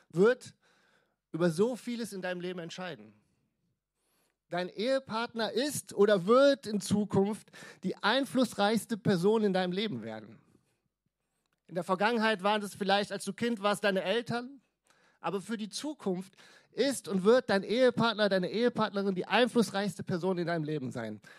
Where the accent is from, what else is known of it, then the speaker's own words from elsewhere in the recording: Krefeld, North Rhine-Westphalia, Germany; also ich komme aus Krefeld, habt ihr gerade schon gehört, Kirche für Krefeld.